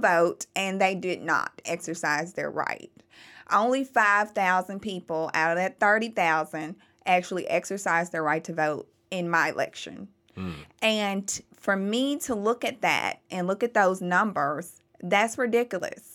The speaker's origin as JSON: {"language": "English", "town": "Memphis", "region": "Tennessee", "country": "United States", "tie": "born or raised there", "said": "I was born and raised in Memphis. I'm a true blue Memphian"}